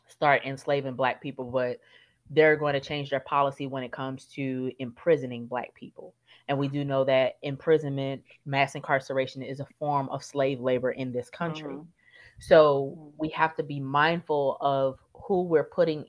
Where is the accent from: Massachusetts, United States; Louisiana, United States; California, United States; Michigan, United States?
Louisiana, United States; my home state of Louisiana